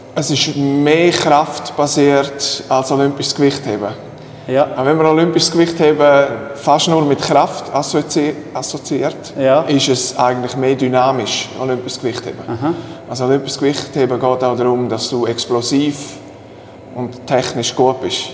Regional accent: Switzerland; bei uns in der Schweiz

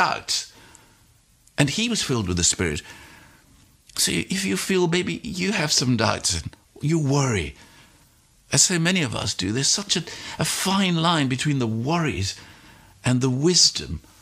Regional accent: South Africa; I was born in South Africa

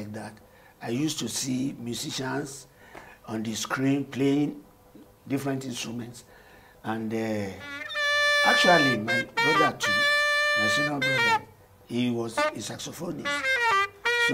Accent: Lagos, Nigeria; My mother, they were all Lagosians.

